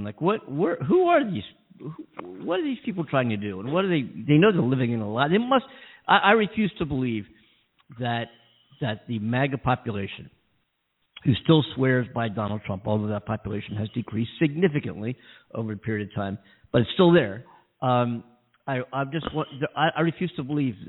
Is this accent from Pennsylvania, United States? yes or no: yes; Philadelphia, Pennsylvania, United States; now in California, United States; I grew up there in Philly